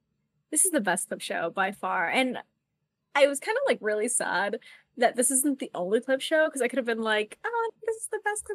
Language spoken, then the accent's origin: English; United States